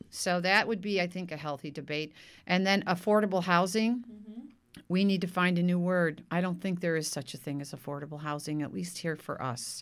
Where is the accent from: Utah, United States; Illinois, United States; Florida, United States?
Illinois, United States; Park Forest; now in Novato, United States; I was born and raised in the Midwest outside of Chicago in a place called Park Forest, Illinois